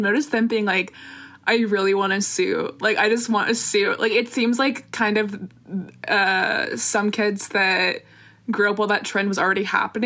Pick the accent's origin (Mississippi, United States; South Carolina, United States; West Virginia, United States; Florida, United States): South Carolina, United States; I'm from South Carolina